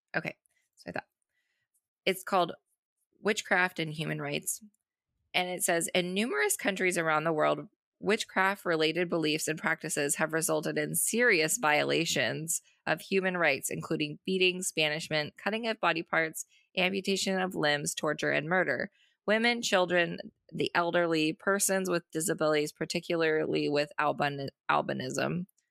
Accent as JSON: {"language": "English", "town": "Boise", "region": "Idaho", "country": "United States", "tie": "born or raised there", "said": "I grew up in Boise"}